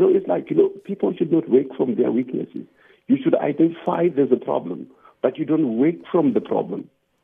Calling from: Cape Town, Western Cape, South Africa; I'm calling from Cape Town now.

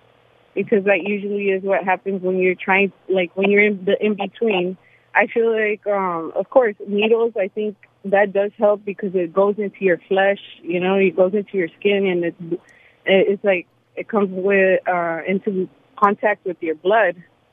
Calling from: Woodley Hills, Virginia, United States; Hi. Welcome to... … I'm from Woodley Hills.

